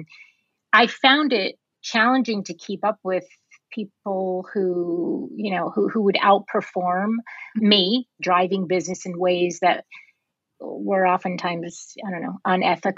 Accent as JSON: {"language": "English", "region": "New York", "country": "United States", "tie": "born or raised there", "moved": "as an adult", "lives_now": "California, United States", "said": "I was born and raised on the East Coast"}